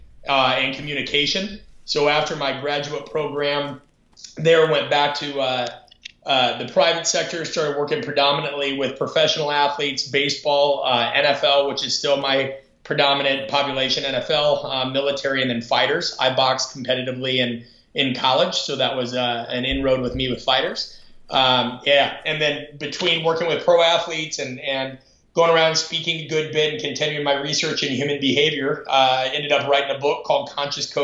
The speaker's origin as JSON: {"language": "English", "town": "Omaha", "region": "Nebraska", "country": "United States", "tie": "born or raised there", "moved": "as an adult", "said": "I'm from Omaha, Nebraska originally. I grew up kind of in the shadow of Nebraska"}